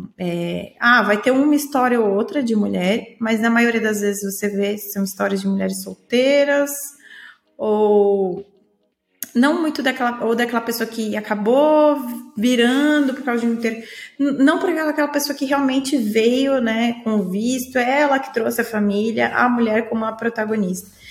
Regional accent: Praia Grande, São Paulo, Brazil; moved away as an adult; now in Portugal; eu nasci no Samambaia, vou crescer no Samambaia e vou morrer no Samambaia, que era o bairro que eu cresci minha vida toda, na Praia Grande, no litoral de São Paulo

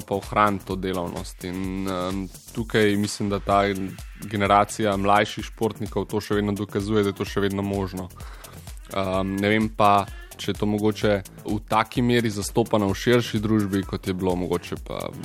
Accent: Slovenia; Slovenci smo

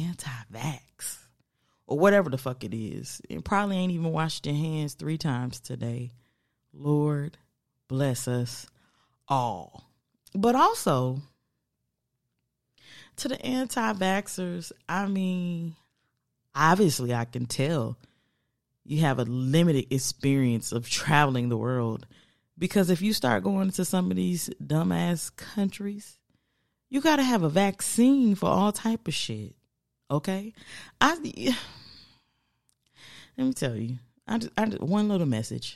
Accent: United States; I'm from America

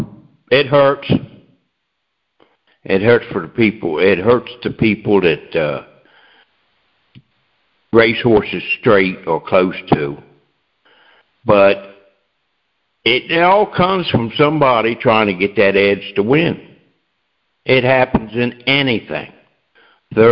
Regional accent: Delaware, United States; I'm from Delaware

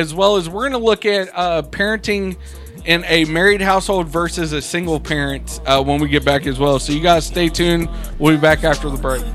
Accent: United States; I'm an American

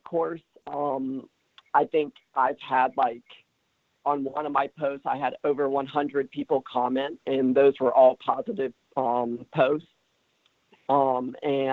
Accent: Centerville, Ohio, United States; now in Franklin, United States; I am not from Springboro originally, but I am locally from Centerville. I went and graduated from Centerville High School

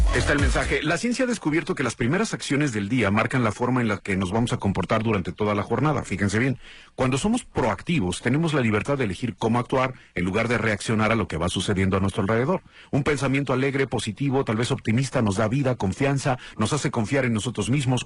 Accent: Guadalajara, Jalisco, Mexico; soy de Guadalajara, Jalisco

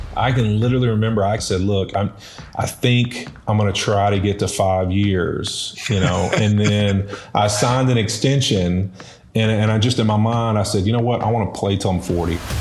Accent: West Monroe, Louisiana, United States; also born or lived in Baton Rouge, Louisiana; moved over to West Monroe, uh, a whopping two miles over to the, uh, west. And, uh, you know, went to high school there

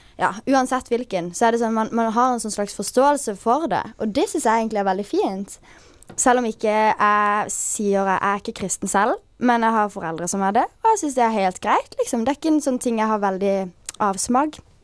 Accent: Sørlandet, Southern Norway, Norway; also born or lived in Bærum; å vokse opp på Sørlandet er jo en drøm

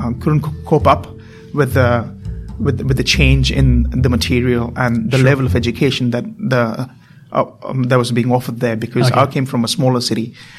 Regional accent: India; moved away as an adult; now in Australia; I grew up in India, and I came to Australia when I was 18

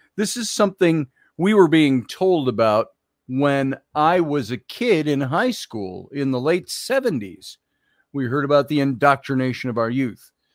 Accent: Minneapolis, Minnesota, United States; I grew up in Minneapolis

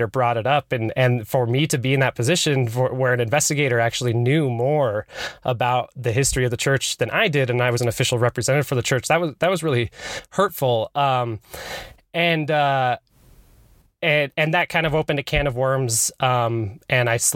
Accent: Utah, United States; also born or lived in Salt Lake City, Utah; I was born in Salt Lake, but raised in Utah County

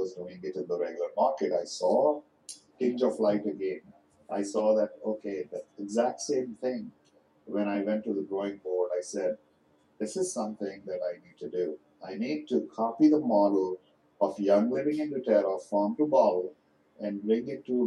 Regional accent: India; now in United States; as an Indian person

